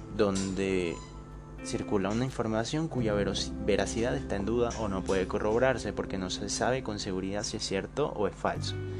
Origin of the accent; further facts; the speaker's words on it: Bolivia; Yo soy boliviano, tengo 21 años